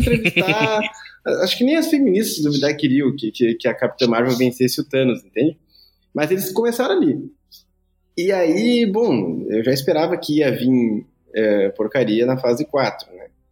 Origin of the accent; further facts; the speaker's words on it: Brazil; como um bom brasileiro